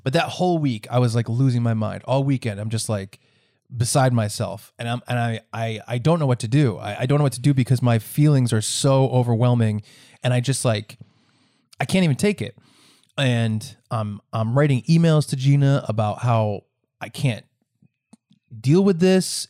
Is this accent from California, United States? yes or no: no; Rhode Island, United States; I'm in my home state of Rhode Island